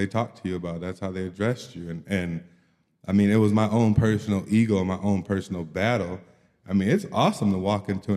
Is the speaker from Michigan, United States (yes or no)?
yes; Kalamazoo, Michigan, United States; also born or lived in East Lansing, Michigan; back in Kalamazoo, my hometown